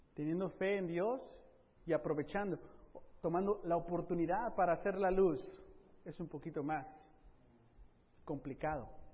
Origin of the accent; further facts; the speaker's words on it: Mexico; now in Southern California, United States; hablándote aquí como mexicano